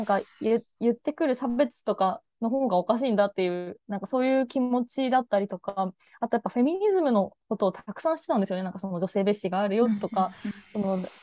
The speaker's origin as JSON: {"language": "Japanese", "country": "Japan", "tie": "born or raised there", "moved": "yes", "said": "地方出身"}